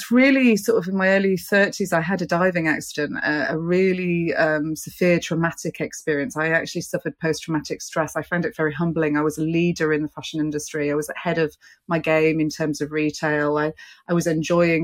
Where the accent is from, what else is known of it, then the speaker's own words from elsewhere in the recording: London, United Kingdom; I'm here as a British representative today. I'm here from the UK, London